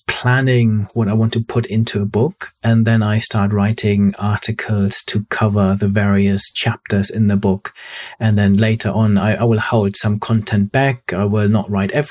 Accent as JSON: {"language": "English", "region": "Hamburg", "country": "Germany", "tie": "born or raised there", "also_born_or_lived": "Cambridge, United Kingdom / north of London, United Kingdom", "moved": "as an adult", "lives_now": "United Kingdom", "said": "I grew up near Hamburg, a beautiful city in the north of Germany."}